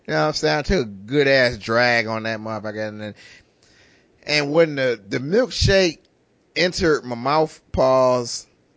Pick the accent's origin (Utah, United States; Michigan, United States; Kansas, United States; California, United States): Michigan, United States; Detroit; we grew up in Detroit